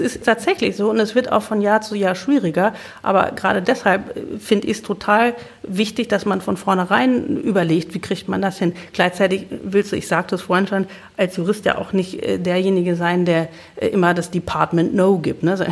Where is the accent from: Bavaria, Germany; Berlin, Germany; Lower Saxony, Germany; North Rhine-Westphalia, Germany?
Lower Saxony, Germany; Wir sind nämlich beide gebürtige Niedersachsen.